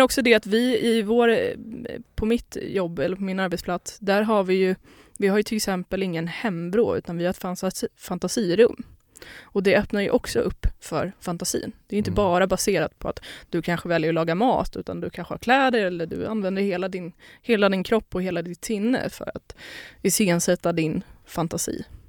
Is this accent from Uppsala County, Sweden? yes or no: no; Lidingö, Stockholm County, Sweden; also born or lived in Poland / Skåne; Jag är uppväxt på Lidingö